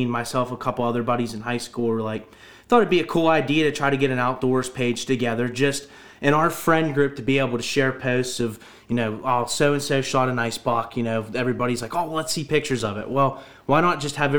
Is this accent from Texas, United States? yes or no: no; Butler County, Pennsylvania, United States; I'm from Butler County, born and raised.